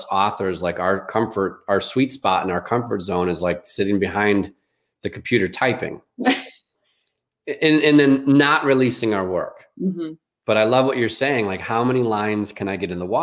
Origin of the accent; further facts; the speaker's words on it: Chicago, Illinois, United States; I grew up in Chicago on the concrete